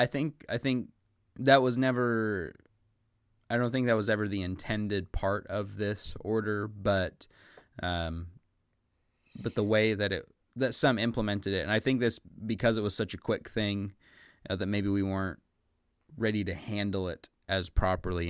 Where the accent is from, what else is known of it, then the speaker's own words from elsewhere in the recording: United States; I'm an American. I live in America, you know, the United States of America